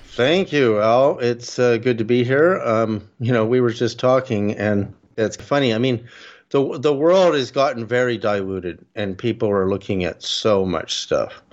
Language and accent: English; Berkeley, California, United States; also born or lived in Canada; I'm Canadian, but our family moved to Berkeley, California, in about 1965